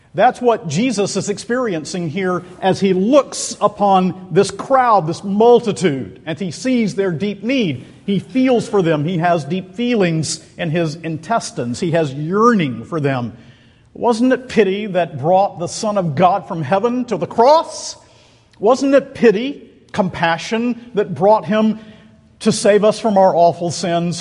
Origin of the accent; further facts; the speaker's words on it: Macon, Georgia, United States; Macon, Georgia, which is my hometown